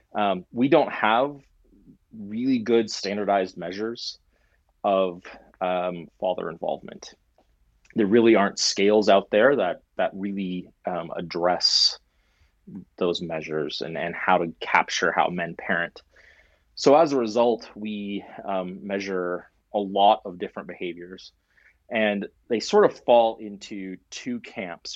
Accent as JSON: {"language": "English", "country": "Canada", "said": "as a Canadian"}